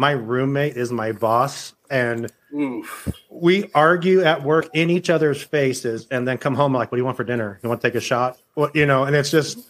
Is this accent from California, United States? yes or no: yes; Simi Valley, California, United States; moved away; also born or lived in North Hollywood; I'm from Simi Valley